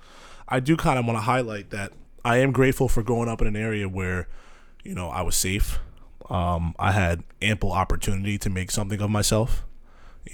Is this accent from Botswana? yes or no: no; Manalapan, New Jersey, United States; I grew up out here, Manal being kind of considered South Jersey, closer to the shore area